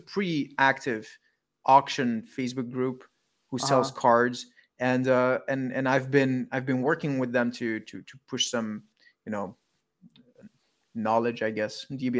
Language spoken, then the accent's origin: English; Belgium; I'm from Belgium.